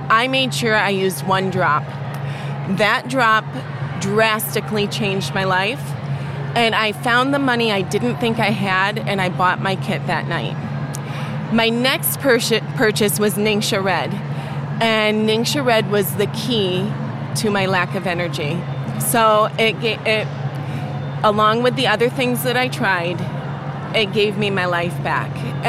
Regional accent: New York, United States; I'm from Western New York, and I'm a silver rank.

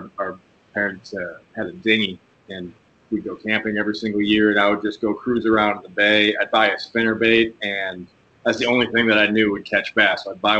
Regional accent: Ohio, United States; moved away as an adult; now in Florida, United States; I'm from Ohio originally, and I grew up walleye fishing and got into bass fishing once I got in my teens. But pretty much since I've been down here

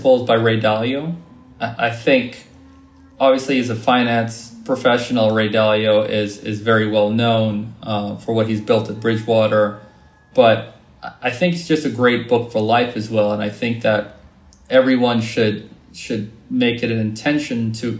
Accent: Trinidad & Tobago; my experiences growing up in Trinidad

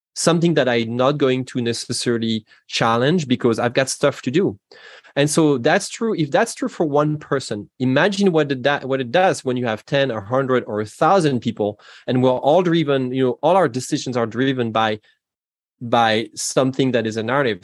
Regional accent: Normandy, France; English is a second language; moved away as an adult; now in Seattle, United States; You can hear from my accent that I'm not from the United States originally. I'm from France. I'm from Normandy, in, in fact

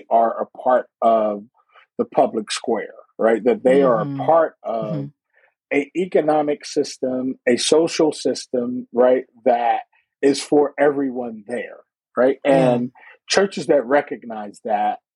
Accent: Philadelphia, Pennsylvania, United States; Growing up in Philadelphia

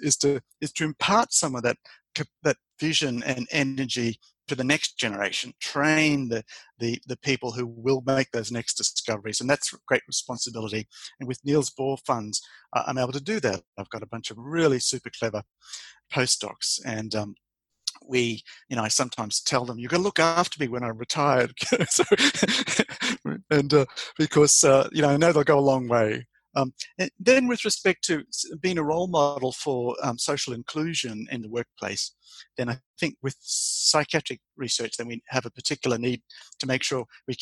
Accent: Australia; moved away as an adult; also born or lived in Queensland; now in Denmark; I'm the Australian

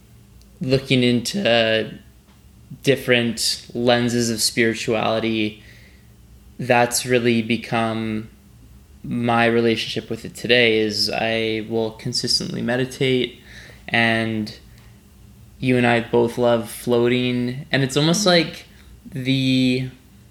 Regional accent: Vancouver Island, British Columbia, Canada; growing up on Vancouver Island in BC, I went to Christian summer camp

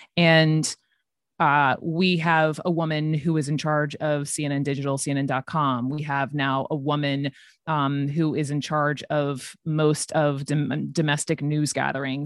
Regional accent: the South, United States; I'm from the South

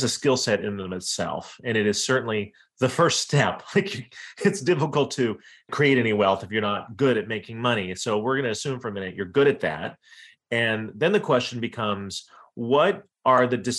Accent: Iowa, United States; moved away as an adult; also born or lived in Wyoming / East Coast / Washington, D.C.; So I was born in Wyoming, grew up in Iowa, and then in the late 90s decided I wanted to move to the East Coast

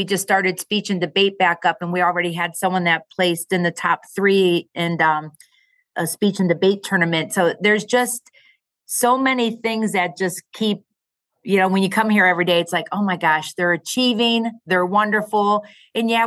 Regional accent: Massillon, Ohio, United States; also born or lived in Bowling Green; Born and raised in Massillon

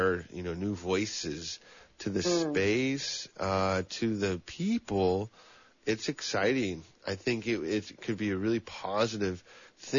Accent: Santa Cruz, California, United States; also born or lived in El Dorado County, California; as a young person growing up in Santa Cruz

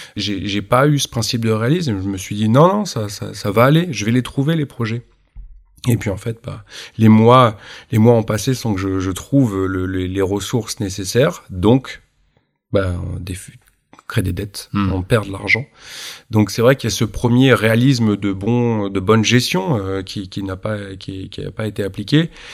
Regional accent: Normandy, France; je suis normand

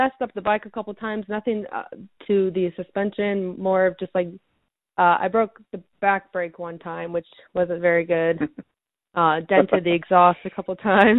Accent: San Jose, California, United States; also born or lived in Sacramento, California; So I grew up in the Bay Area, California, so San Jose. I was originally born in Sacramento, but then we moved to San Jose when I was around 4

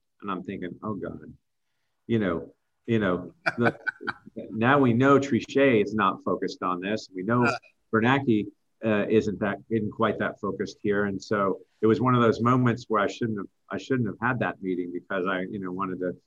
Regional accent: United States; as an American

